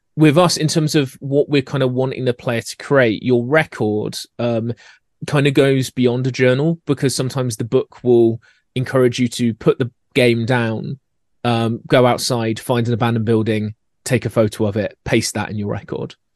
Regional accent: Scotland, United Kingdom; accent: Scottish; my accent coming in with the Scottish way of doing it

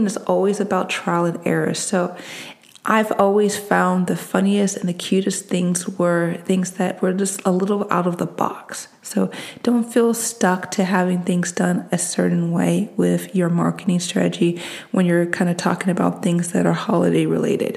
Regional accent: East Coast, United States; I'm from the East Coast

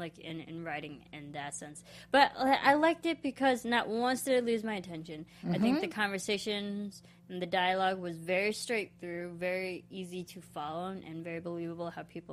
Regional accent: Midwest, United States; I am from the Midwest

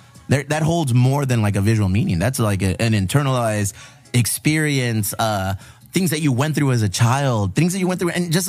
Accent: San Diego, California, United States; your artwork oozes with all the culture that we were raised with here in San Diego and the border towns of Tijuana here, Chula Vista.

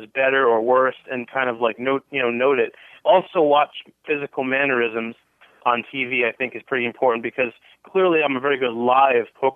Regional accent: Cranston, Rhode Island, United States; moved away as an adult; also born or lived in Boston, Massachusetts; now in Las Vegas, United States; I grew up in Cranston.

